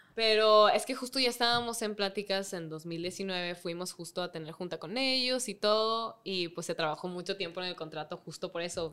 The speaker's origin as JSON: {"language": "Spanish", "country": "Mexico", "said": "siendo mexicanas"}